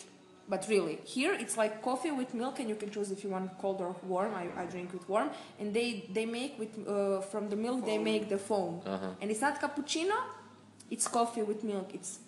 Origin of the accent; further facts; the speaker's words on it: Croatia; English is a second language; moved away as an adult; also born or lived in Zagreb; I'm from Croatia